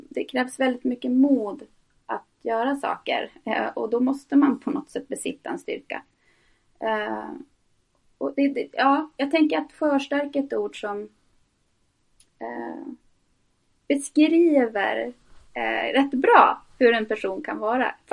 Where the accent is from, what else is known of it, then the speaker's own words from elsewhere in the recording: Norrbotten County, Sweden; also born or lived in Tornedalen; så lyser det igenom. Ehm, jag är född i Tornedalen eh, och flyttade runt väldigt mycket uppe i Norrbotten.